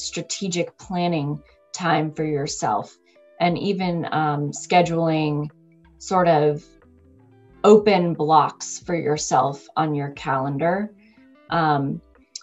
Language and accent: English; United States; I'm American working in US-based organization